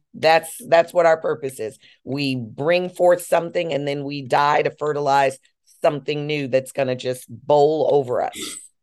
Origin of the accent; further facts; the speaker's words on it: Chicago, Illinois, United States; I'm from Chicago